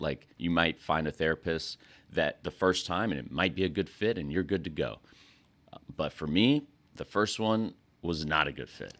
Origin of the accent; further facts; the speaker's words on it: West Texas, United States; moved away as an adult; also born or lived in North Carolina; I'm from West Texas.